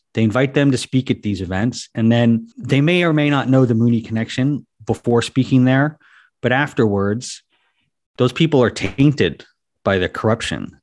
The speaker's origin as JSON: {"language": "English", "country": "United States", "tie": "born or raised there", "said": "I grew up in America"}